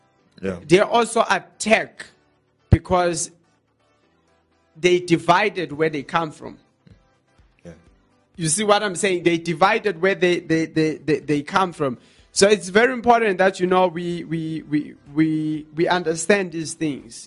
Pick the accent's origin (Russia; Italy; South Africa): South Africa; as a South African people